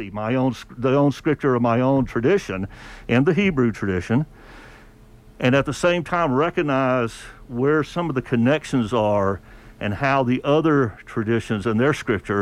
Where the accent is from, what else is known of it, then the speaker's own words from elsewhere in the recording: the South, United States; I grew up in the South